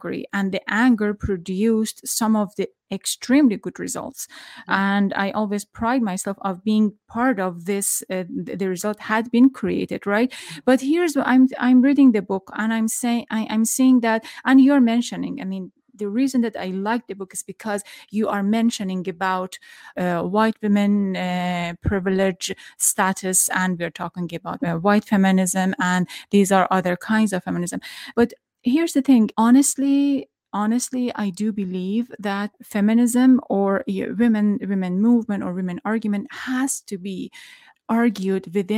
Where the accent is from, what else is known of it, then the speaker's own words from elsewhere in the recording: Iran; moved away; I'm from Iran.